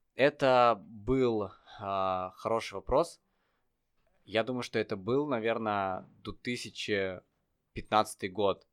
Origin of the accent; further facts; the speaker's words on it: Tver Oblast, Russia; also born or lived in Saint Petersburg; я родился в Питере, а потом а, мы с родителями переехали в Тверскую область